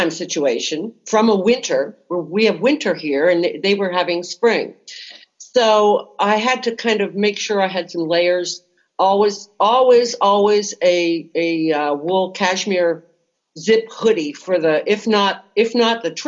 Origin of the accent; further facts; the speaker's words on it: United States; As an American